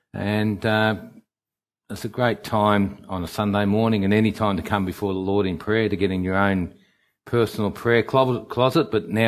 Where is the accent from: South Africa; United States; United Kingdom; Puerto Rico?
United Kingdom; England; now in Australia; I come from England, and on the 31st of May 1963